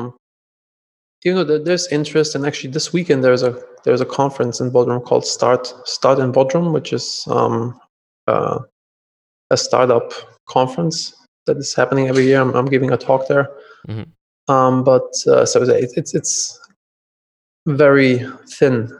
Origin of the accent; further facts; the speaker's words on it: Germany; moved away as an adult; I'm originally from Germany